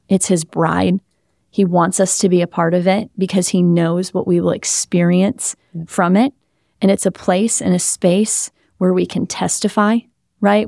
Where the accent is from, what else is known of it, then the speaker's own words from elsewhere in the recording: Wisconsin, United States; also born or lived in Southern California; now in South Florida, United States; I grew up in Wisconsin. I lived for four years in Southern California. Now I'm here in South Florida